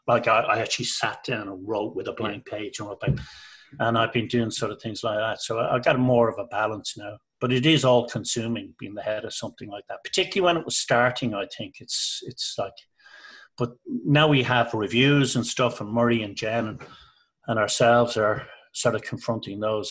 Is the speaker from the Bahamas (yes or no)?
no; Ireland; moved away as an adult; also born or lived in Liverpool; I'm Irish. My wife's Irish